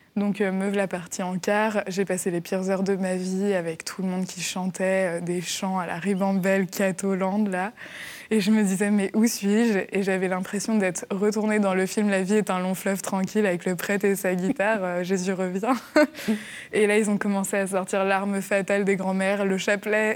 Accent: Angers, Pays de la Loire, France; je suis née à Angers

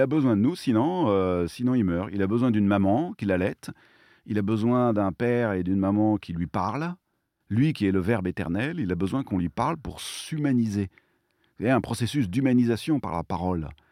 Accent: Provence-Alpes-Côte d'Azur, France; chez nous, en Provence

